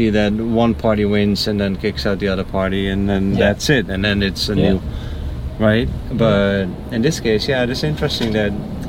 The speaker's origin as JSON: {"language": "English", "country": "Netherlands", "tie": "born or raised there", "also_born_or_lived": "Mexico", "second_language": "English", "moved": "yes", "said": "I was born in the Netherlands, so I speak Dutch."}